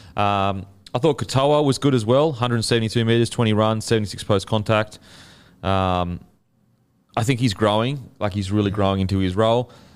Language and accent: English; Queensland, Australia; as a Queenslander